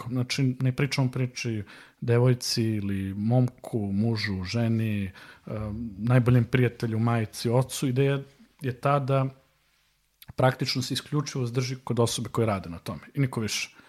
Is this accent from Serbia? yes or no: yes; Serbia; ovde kod nas u Srbiji